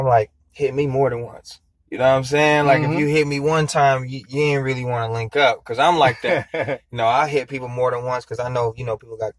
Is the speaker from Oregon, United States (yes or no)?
yes; Estacada, Oregon, United States; also born or lived in Portland, Oregon; I was born here, Portland, OHSU. And yeah, you know, when I was born, we spent a little bit of time in Portland. We had a house on off of Killingsworth.